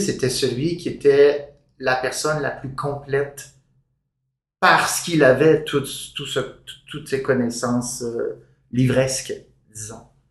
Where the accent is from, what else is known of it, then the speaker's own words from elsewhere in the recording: Gaspésie, Quebec, Canada; also born or lived in Toronto; now in Montreal, Canada; de cette petite ville de Gaspésie où j'avais grandi